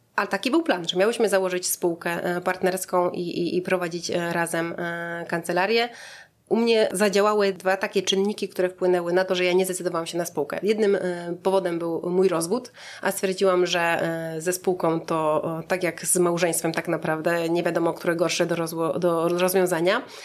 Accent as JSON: {"language": "Polish", "town": "Szebnie", "region": "Subcarpathian Voivodeship", "country": "Poland", "also_born_or_lived": "Lublin", "moved": "as an adult", "lives_now": "Warsaw, Poland", "said": "pochodzę z Podkarpacia, e, z Szebni, e, wioski między Jasłem a Krosnem"}